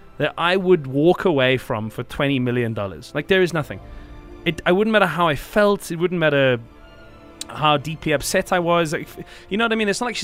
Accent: South Africa; as South African people

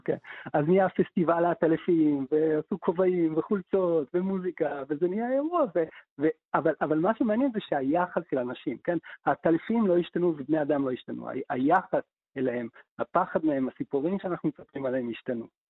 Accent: Haifa, Haifa District, Israel; כילד בחיפה מלפני 30 שנה

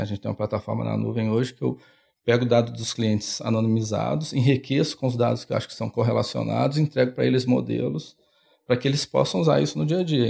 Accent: Belo Horizonte, Minas Gerais, Brazil; now in São Paulo, Brazil; eu sou de Minas, eu peguei o trem, saí de Belo Horizonte, tive várias paradas, vim para São Paulo.

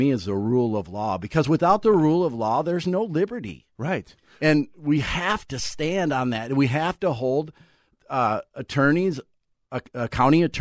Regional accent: Otsego, Minnesota, United States; I'm from Otsego. That's where okay, I live.

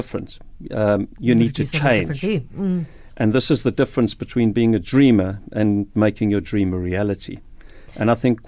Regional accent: Cape Town, Western Cape, South Africa; moved away as an adult; also born or lived in Beaufort West; I'm from Cape Town

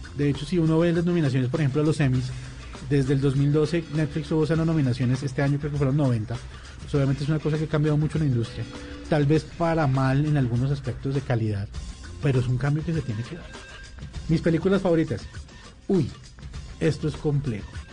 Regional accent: Colombia; nosotros como colombianos

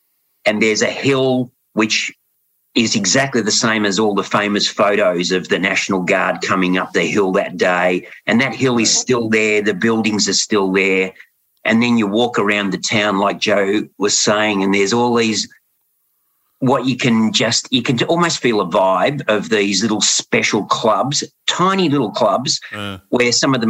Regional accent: Australia; as an Australian

